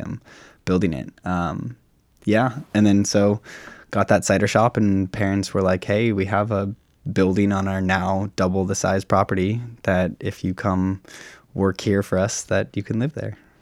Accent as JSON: {"language": "English", "town": "Sammamish", "region": "Washington", "country": "United States", "tie": "born or raised there", "said": "born and raised on the plateau"}